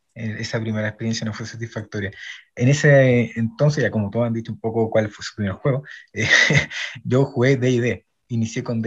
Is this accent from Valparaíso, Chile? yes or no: no; Santiago, Santiago Metropolitan Region, Chile; también soy de Chile, de Santiago